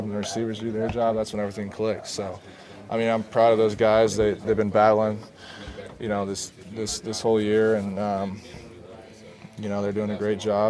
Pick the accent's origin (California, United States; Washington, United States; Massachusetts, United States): Washington, United States; Lake Stevens; born or raised there